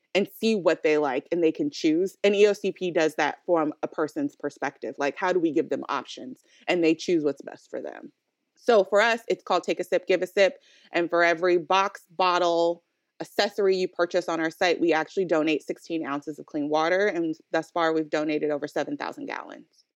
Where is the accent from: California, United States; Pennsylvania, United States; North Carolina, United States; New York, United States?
California, United States; Oakland; we're both from Oakland, California